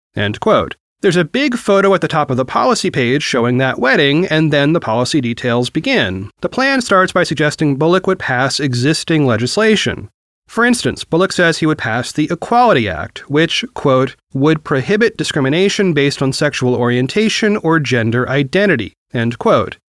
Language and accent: English; Oregon, United States; Oregon, my home state